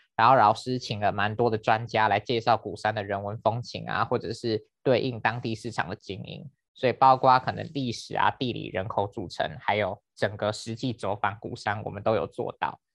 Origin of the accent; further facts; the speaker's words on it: Penghu County, Taiwan; moved away as an adult; also born or lived in Fengshan; now in Kaohsiung, Taiwan; 我本来就是在高雄出生，我是到国小三年级才搬到澎湖， 就是花大部分的时间念什么小学、国中、高中